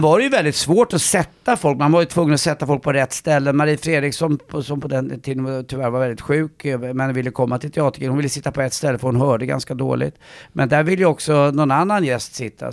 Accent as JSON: {"language": "Swedish", "town": "Stockholm", "region": "Stockholm County", "country": "Sweden", "tie": "born or raised there", "said": "jag är uppväxt eh, på Östermalm."}